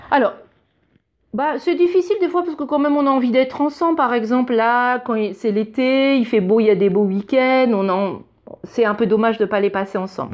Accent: France; moved away as an adult; now in Germany; je suis française

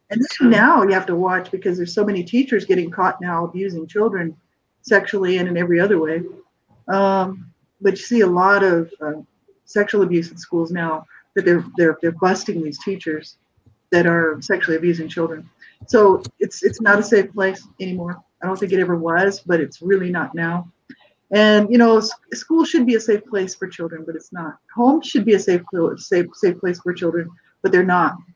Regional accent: Albuquerque, New Mexico, United States; I grew up in Albuquerque, New Mexico

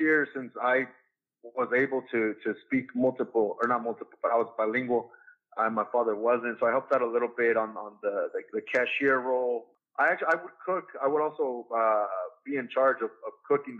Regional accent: Santa Ana, California, United States; I was born and raised in Santa Ana, California.

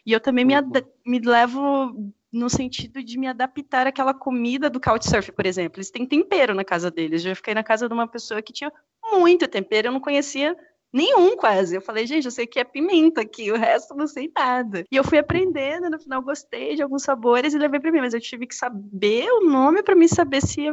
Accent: Mato Grosso do Sul, Brazil; eu sou do Mato Grosso do Sul

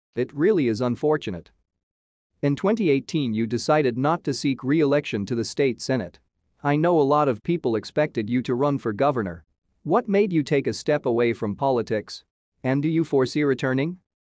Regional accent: Miami, Florida, United States; I'm from Miami originally

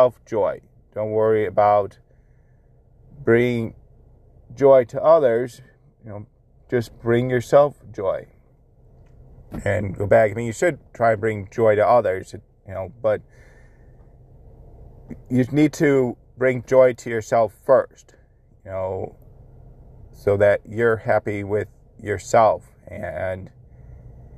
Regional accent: Buffalo, New York, United States; 716 Dad Advice, where I give advice on being a father, my hometown

